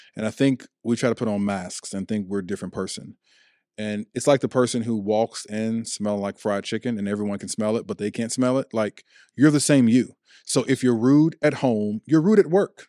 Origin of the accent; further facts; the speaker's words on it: Chicago, Illinois, United States; also born or lived in Ohio; now in Washington, D.C. metropolitan area, United States; I'm from Chicago, Illinois. I've lived in Ohio. I now live in the D C metropolitan area.